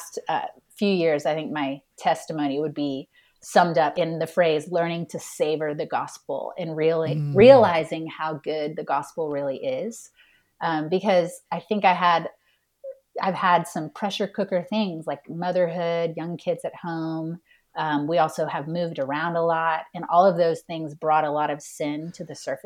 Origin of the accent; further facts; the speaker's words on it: Houston, Texas, United States; I grew up in Houston, Texas